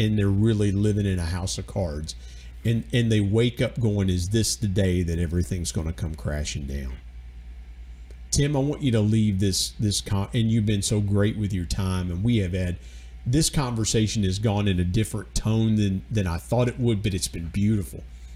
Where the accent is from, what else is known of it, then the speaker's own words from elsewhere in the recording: Georgia, United States; also born or lived in West Virginia; I'm from Georgia